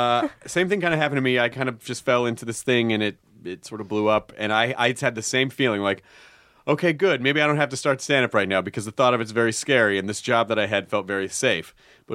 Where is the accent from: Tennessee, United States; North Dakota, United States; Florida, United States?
Tennessee, United States; Memphis; also born or lived in Kentucky; Actually, I was born in Kentucky and then I grew up in Memphis.